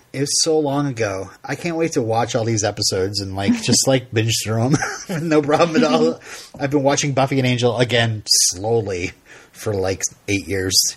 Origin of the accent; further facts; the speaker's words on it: Vermont, United States; I'm from Vermont